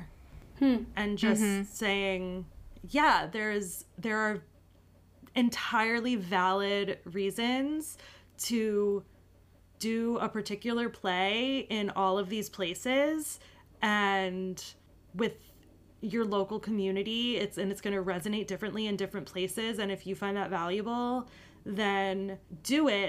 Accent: New York City, New York, United States; I'm truly a New Yorker.

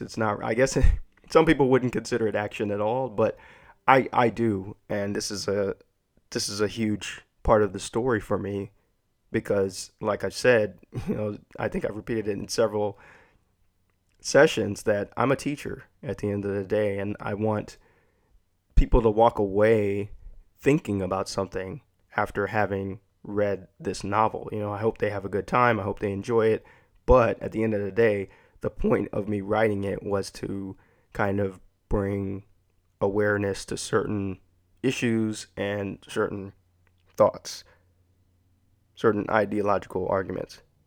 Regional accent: Texas, United States; growing up in Texas.

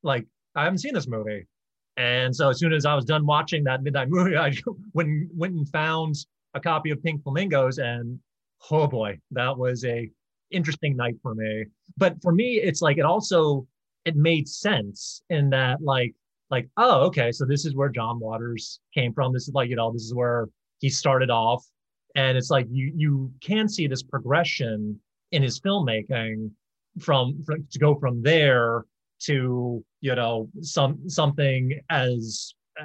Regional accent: Baltimore, Maryland, United States; growing up in Baltimore

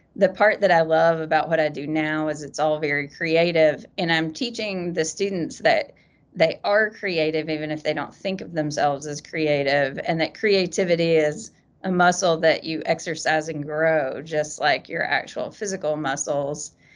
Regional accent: Eastern Kentucky, United States; moved away as an adult; I grew up in Eastern Kentucky.

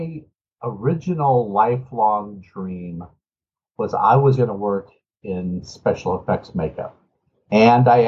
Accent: Los Angeles, California, United States; also born or lived in Richmond, Virginia; I was born in Richmond, Virginia. And then at the ripe old age of two, my parents decided to move our entire family to Los Angeles.

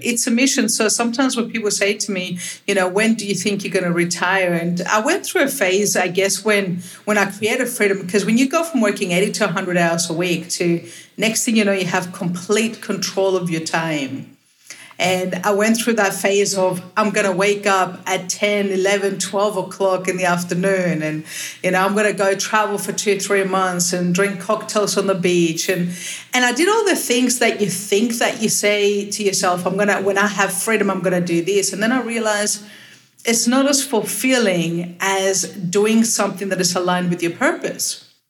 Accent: Cyprus; also born or lived in Australia / London, United Kingdom / Lithuania; Well, I'm originally from Little Cyprus, but I call myself a citizen of the world because I've spent half my life living in Australia.

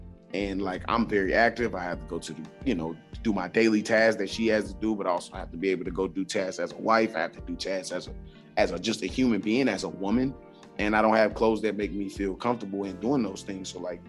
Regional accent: the South, United States; who may be from other geographical areas, we're from the South.

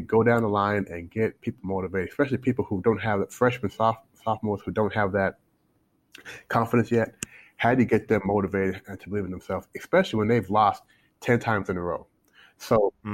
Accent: Louisville, Kentucky, United States; born or raised there; moved away as an adult; also born or lived in Toronto, Canada; now in China

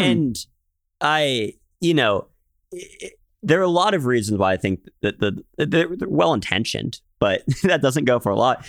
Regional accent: Philadelphia, Pennsylvania, United States; moved away; I grew up in Philadelphia, which, uh, good city.

